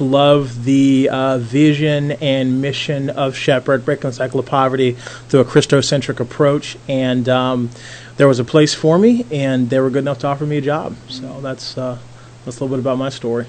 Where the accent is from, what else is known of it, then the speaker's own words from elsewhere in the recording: Philadelphia, Pennsylvania, United States; also born or lived in Toronto, Ontario; now in Indianapolis, United States; I was born in Philadelphia, Pennsylvania